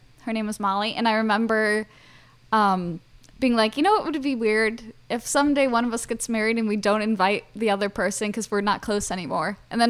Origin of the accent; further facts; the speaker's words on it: Chicago, Illinois, United States; I'm from Chicago.